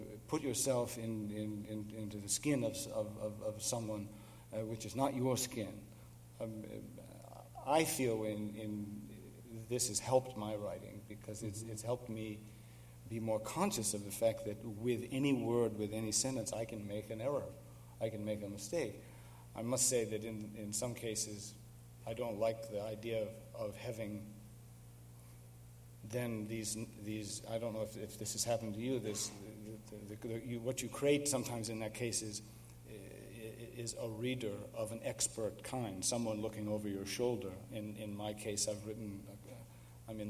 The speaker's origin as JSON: {"language": "English", "country": "United States", "tie": "born or raised there", "said": "growing up in this country"}